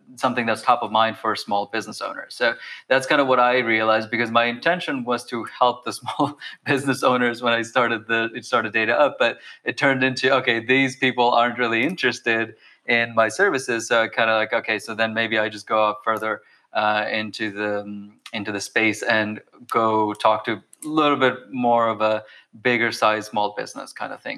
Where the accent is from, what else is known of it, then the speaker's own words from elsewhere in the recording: Bangladesh; moved away; I come from Bangladesh